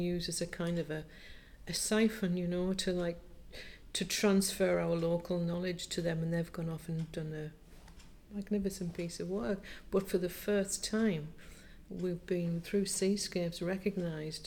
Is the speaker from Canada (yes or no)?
no; Seaham, North East England, United Kingdom; I'm a local artist who works and practices in Seaham, and I was born in Seaham